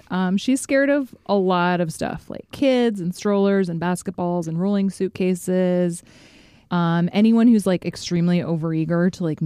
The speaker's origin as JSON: {"language": "English", "town": "Fairbanks", "region": "Alaska", "country": "United States", "tie": "born or raised there", "moved": "yes", "said": "my hometown of Fairbanks, Alaska"}